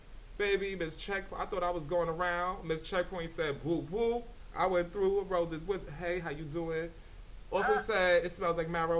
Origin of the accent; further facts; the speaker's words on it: New York, United States; As I've gotten older and I'm further removed from New York and that environment, I really don't have that in me.